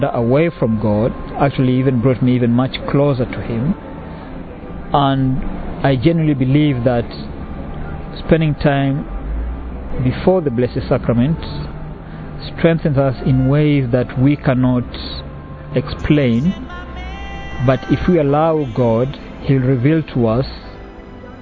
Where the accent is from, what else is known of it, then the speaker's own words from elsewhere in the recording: Kenya; moved away; I'm originally from Kenya.